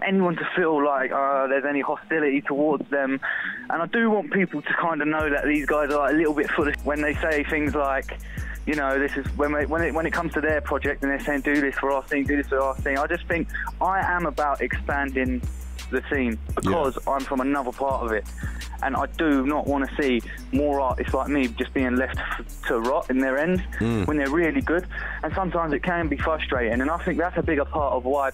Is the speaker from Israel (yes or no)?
no; Margate, South East England, United Kingdom; I'm from Margate, not even from like the city